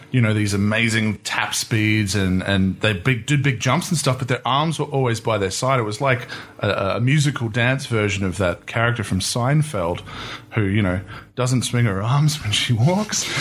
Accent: New Zealand; now in Australia; I'm from New Zealand, but I live in Australia

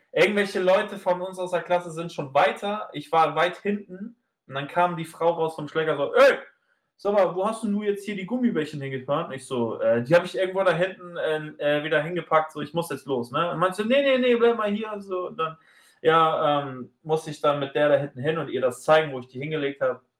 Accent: Basel, Basel-Stadt, Switzerland; weil ich habe es überhaupt nicht, weil ich bin ja aus Basel, da war ja genug Läden.

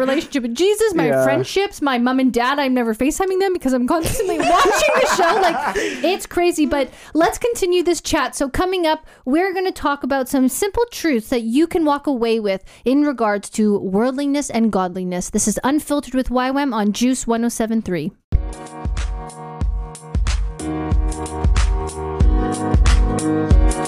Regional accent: Canada; now in Gold Coast, Australia; I have a Canadian passport, so I am a Canadian citizen living in Australia

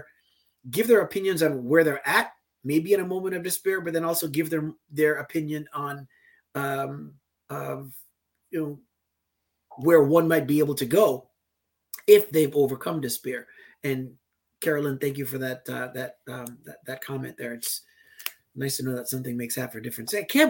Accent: U.S. Virgin Islands; like growing up in the Virgin Islands, I was baptized in an Episcopal church, in the Anglican religion.

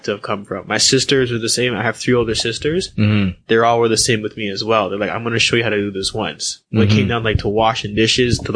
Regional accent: Whitby, Ontario, Canada; also born or lived in Scarborough, Ontario; I grew up predominantly in Durham region, Whitby.

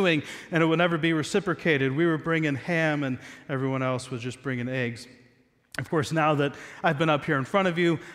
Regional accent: Southeast Ohio, United States; I'm American, grew up in Southeast Ohio.

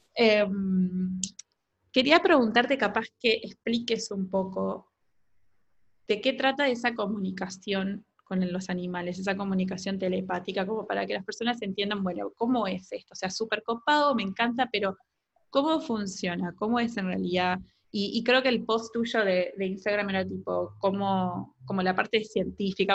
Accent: Uruguay; una perrita que yo tuve toda mi adolescencia acá en Uruguay

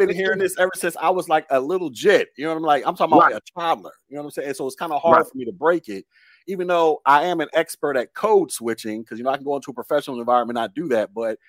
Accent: Chicago, Illinois, United States; I'm from Chicago. I'm from the South Side.

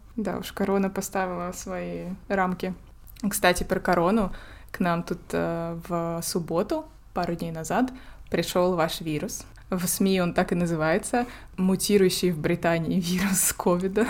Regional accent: Russia; moved away as an adult; also born or lived in Finland; now in Norway; ты же из России. Как бы да, но я же не из Якутии

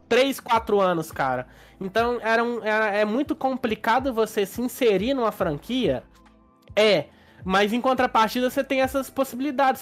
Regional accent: Minas Gerais, Brazil; A gente é de Minas

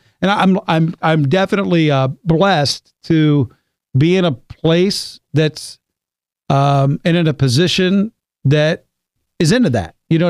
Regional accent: West Virginia, United States; My whole life, it's been trying to get rid of affects. You know? I mean, I grew up in West Virginia.

